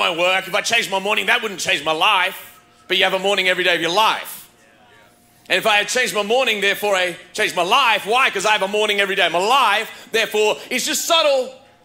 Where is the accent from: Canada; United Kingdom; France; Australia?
Australia; now in United States; growing up in Australia